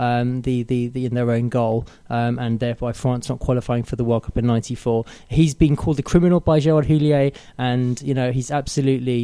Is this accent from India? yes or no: no; London, United Kingdom; I am from Haringey, albeit West Haringey